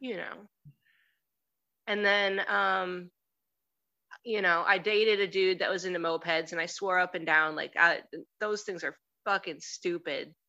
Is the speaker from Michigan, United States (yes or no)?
yes; Detroit, Michigan, United States; moved away as an adult; now in Cleveland, United States; I'm from Detroit originally. Right now, I'm in Cleveland.